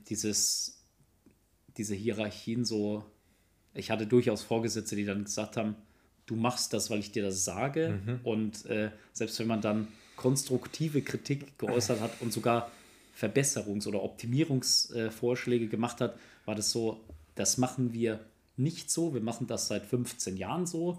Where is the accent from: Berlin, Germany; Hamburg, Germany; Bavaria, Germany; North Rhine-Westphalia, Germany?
Bavaria, Germany; Kaufering; moved away; ich komme gebürtig aus Bayern, äh, Kaufering, in der Nähe von Landsberg am Lech